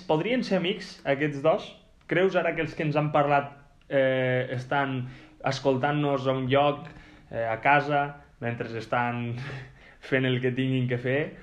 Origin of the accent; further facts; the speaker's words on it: Lleida, Catalonia, Spain; jo sóc de Lleida